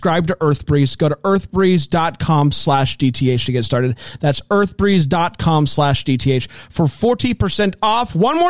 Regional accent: Greenville, South Carolina, United States; I am 31, and I am from Greenville, South Carolina

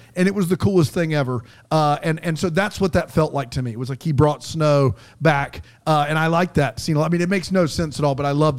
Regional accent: Hopkins, South Carolina, United States; We growing up in South Carolina, in Hopkins, South Carolina, next to Columbia, the capital. You don't get a lot of snow, very rarely, once every few years, if you're lucky.

